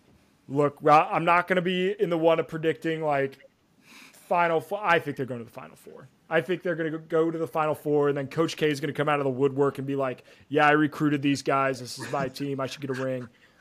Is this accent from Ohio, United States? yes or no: no; Indiana, United States; I live in Indiana. This is my home state.